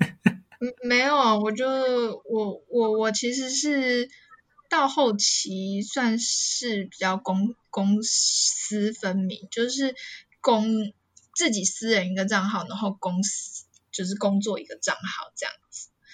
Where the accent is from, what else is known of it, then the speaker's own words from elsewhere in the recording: Taiwan; moved away as an adult; now in Japan; 我明明就台湾人